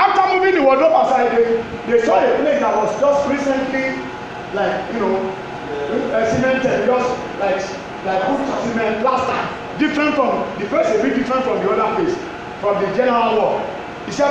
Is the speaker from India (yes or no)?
no; Yorubaland, Nigeria; I'm from Yoruba land